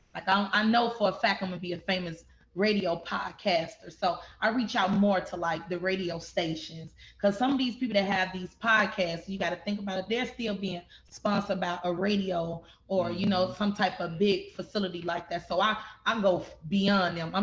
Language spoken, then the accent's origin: English; Chicago, Illinois, United States; now in Houston, United States; I'm from Chicago